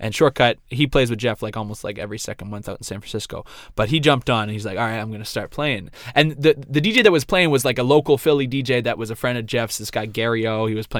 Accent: Nova Scotia, Canada; I'm from Nova Scotia

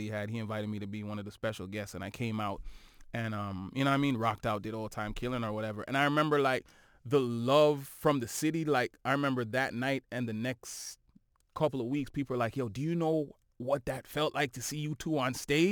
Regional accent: Toronto, Ontario, Canada; we are from Toronto

